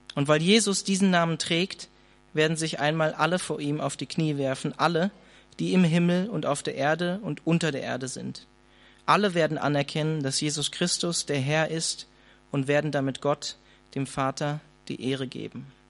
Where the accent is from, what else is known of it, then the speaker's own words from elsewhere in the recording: Hanover, Lower Saxony, Germany; ich komme eigentlich aus der Kell, eigentlich aus Hannover